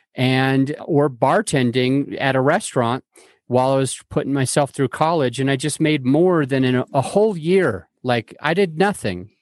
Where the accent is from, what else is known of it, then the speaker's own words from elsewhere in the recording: Salt Lake City, Utah, United States; moved away as an adult; now in Denver, United States; I grew up in Salt Lake City, Utah